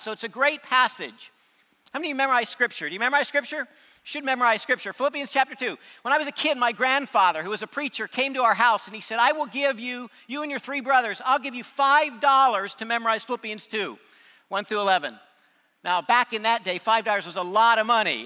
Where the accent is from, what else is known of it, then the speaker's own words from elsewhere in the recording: North County, San Diego, California, United States; also born or lived in Huntsville, Alabama; I was raised in North County. I went to junior high, high school there, so that's my stomping grounds